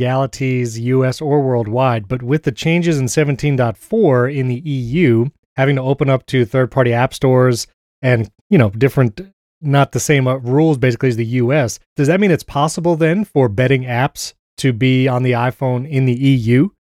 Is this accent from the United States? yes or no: yes; New York, United States; now in Tampa, United States; I mean, I guess I'm near Tampa, so I chose like the Rays. And because I'm from New York